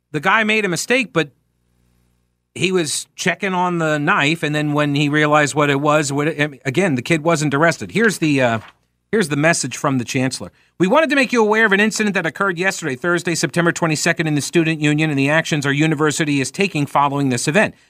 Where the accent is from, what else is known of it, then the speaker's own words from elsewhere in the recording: United States; as an American